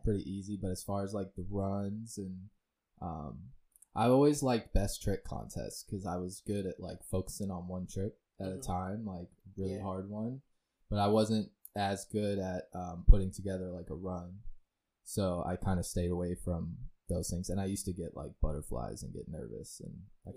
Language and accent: English; Lehigh Acres, Florida, United States; also born or lived in Fort Myers, Florida; I grew up in Lehigh.